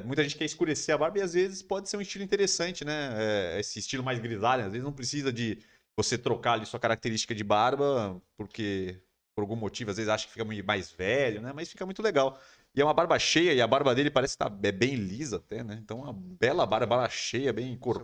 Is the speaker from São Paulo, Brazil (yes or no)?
yes; São Paulo, Brazil; A gente mora em São Paulo aqui, a gente é de São Paulo